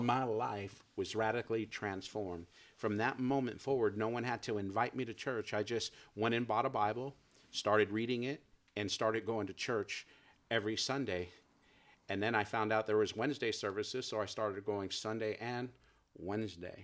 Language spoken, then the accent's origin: English; San Jose, California, United States; now in Merced, United States; I grew up in San Jose, California